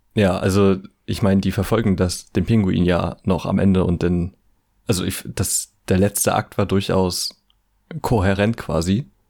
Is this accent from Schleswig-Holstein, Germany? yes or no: no; ten minutes from Bad Kleinen, Mecklenburg-Vorpommern, Germany; Bad Klein halt äh, quasi so zehn Minuten von meiner Heimat entfernt ist